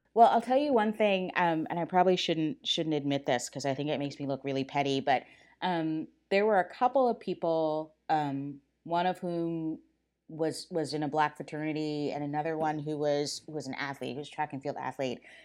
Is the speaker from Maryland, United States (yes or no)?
yes; Silver Spring, Maryland, United States; I grew up in Silver Spring, Maryland, right outside of Washington, D